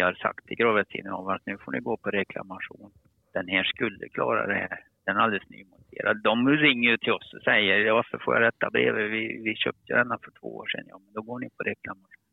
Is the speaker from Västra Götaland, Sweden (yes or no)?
no; Karlstad, Värmland, Sweden; accent: Värmland dialect; moved away as an adult; now in Skåne, Sweden; Jag pratar lite riktig värmländska. Och då förstår ni att jag är från Karlstad